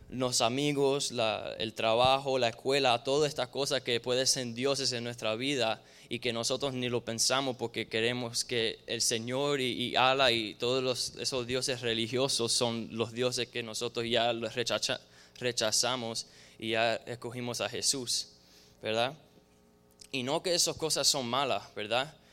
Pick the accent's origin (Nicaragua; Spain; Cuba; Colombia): Cuba; now in United States; Donde nosotros vinimos de Cuba, de diferentes tierras de Latinoamérica, hay, brujería y hay, santería y diferentes cosas así